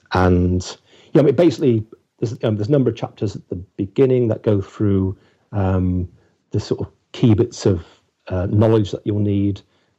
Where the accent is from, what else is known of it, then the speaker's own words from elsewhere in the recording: West Midlands, United Kingdom; he knew me well because I was from the West Midlands